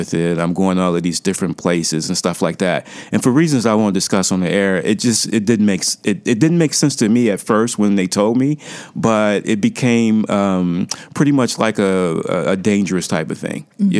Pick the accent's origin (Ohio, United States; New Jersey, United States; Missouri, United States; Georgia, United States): Ohio, United States; Cleveland; now in Chicago, United States; my hometown, Cleveland. It's on the lake. We're on Lake Erie in Cleveland